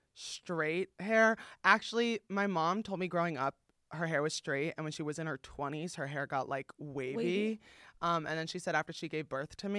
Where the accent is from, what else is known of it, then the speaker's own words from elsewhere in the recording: East Coast, United States; now in Los Angeles, United States; It's not just that, but like I grew up again on the East Coast.